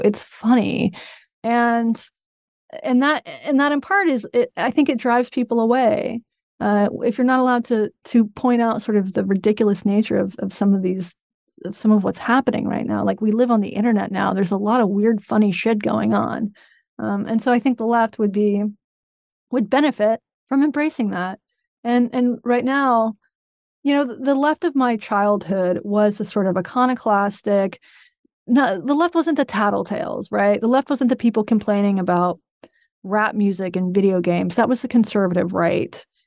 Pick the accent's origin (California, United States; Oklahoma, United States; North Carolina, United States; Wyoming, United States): North Carolina, United States; I'm from North Carolina